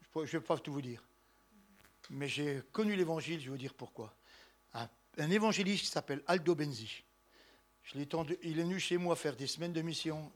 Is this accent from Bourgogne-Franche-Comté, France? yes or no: yes; Besançon, Bourgogne-Franche-Comté, France; Besançon, ma ville natale